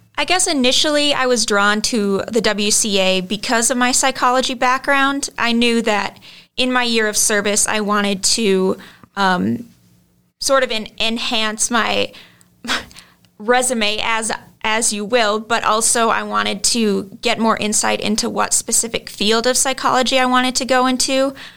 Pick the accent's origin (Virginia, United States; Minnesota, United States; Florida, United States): Minnesota, United States; Lino Lakes; I'm from Lino Lakes, Minnesota.